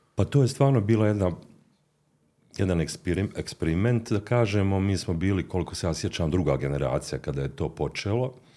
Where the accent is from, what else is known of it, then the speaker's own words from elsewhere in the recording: Mostar, Federation of Bosnia and Herzegovina, Bosnia & Herzegovina; also born or lived in Zagreb; od najranijeg djetinstva koje sam proveo u Mostaru gdje sam završio osnovnu i srednju školu